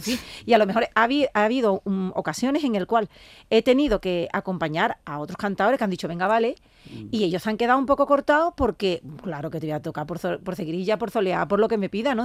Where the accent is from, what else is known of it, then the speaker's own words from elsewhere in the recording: Jerez de la Frontera, Andalusia, Spain; el, ayuntamiento de mi tierra, de Jerez